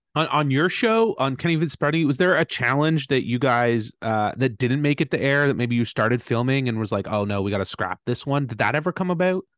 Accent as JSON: {"language": "English", "town": "Brockville", "region": "Ontario", "country": "Canada", "tie": "born or raised there", "said": "my hometown of Brockville."}